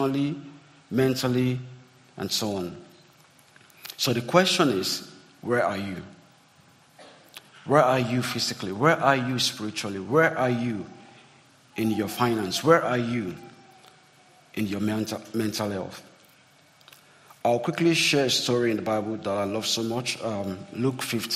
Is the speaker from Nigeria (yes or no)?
yes; Nigeria; growing up in Nigeria